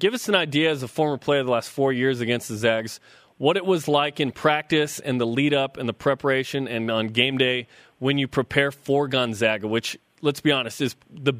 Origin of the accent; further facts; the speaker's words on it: West Jordan, Utah, United States; as a kid growing up in West Jordan